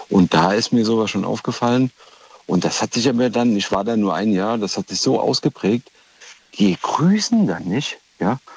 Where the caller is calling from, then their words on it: Rhineland-Palatinate, Germany; Hallo, ich komme aus Rheinland-Pfalz hier.